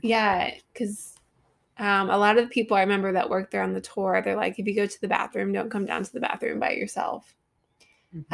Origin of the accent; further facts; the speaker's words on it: Columbus, Ohio, United States; my hometown is Columbus, Ohio